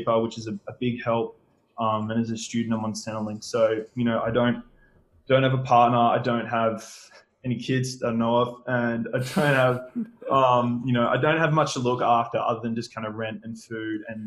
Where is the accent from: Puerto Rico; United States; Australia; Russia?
Australia; Perth, Western Australia; I'm a Perth boy, so I've grown up here my entire life. I grew up in Greenwood, a little northern suburb